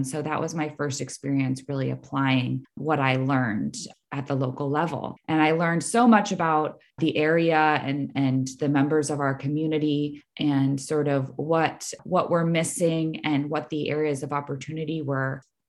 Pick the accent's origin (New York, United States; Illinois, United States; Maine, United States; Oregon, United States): Maine, United States; Portland; moved away as an adult; now in Santa Cruz County, United States; I am from Portland, Maine.